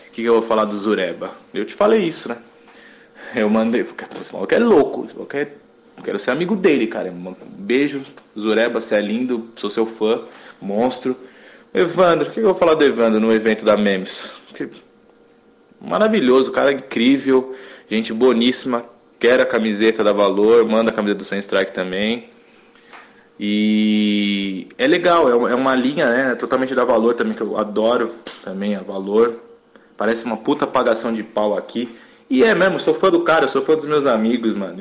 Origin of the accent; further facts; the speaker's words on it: São Paulo, Brazil; eu sou paulistano